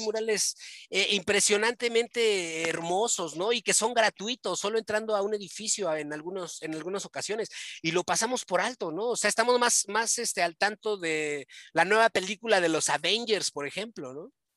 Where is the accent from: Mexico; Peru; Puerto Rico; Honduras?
Mexico; nosotros somos, somos de México